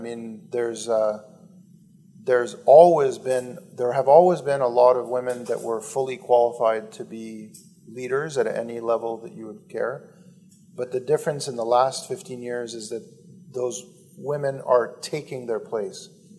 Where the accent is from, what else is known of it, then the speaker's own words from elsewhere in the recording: Canada; I'm 49. I grew up in Canada, one of the richest countries in the world.